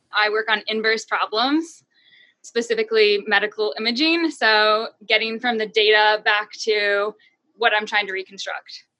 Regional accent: New Hampshire, United States; I am from New Hampshire

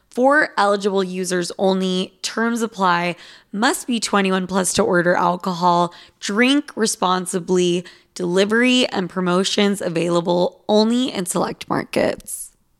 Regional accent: Utah, United States; moved away; also born or lived in Los Angeles / New York; in Utah, in high school, I was the most Spanish Latina girl

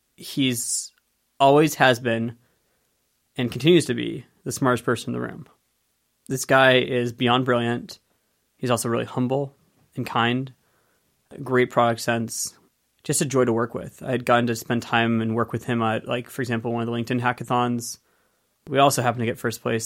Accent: Penngrove, California, United States; I grew up in Penn Grove, California, in Sonoma County

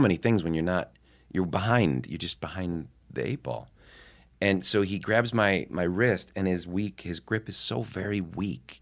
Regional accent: Midwest, United States; moved away as an adult; also born or lived in New York; I was from the Midwest

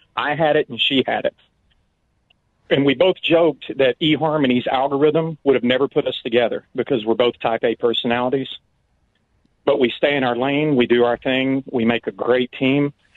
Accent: Mountain Home, Arkansas, United States; I was in and out of my hometown

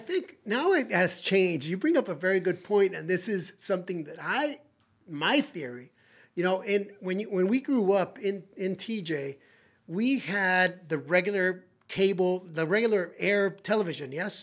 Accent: Tijuana, Baja California, Mexico; also born or lived in San Diego; I grew up in Tijuana

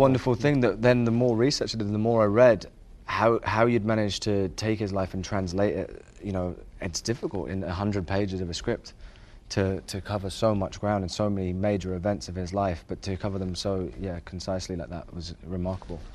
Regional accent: England, United Kingdom; growing up in England

